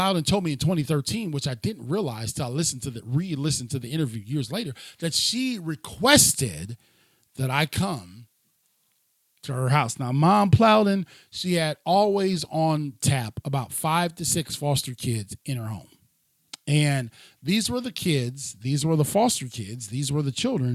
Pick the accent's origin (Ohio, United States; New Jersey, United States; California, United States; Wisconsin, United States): Ohio, United States; Cleveland; also born or lived in Elyria, Ohio / Lorain, Ohio; my hometown, which was Cleveland, Ohio